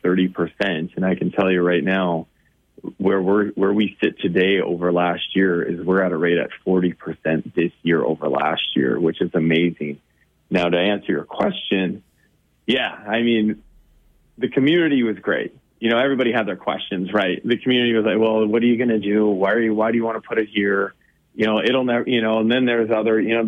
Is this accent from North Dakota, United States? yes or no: yes; Bismarck, North Dakota, United States; I grew up in Bismarck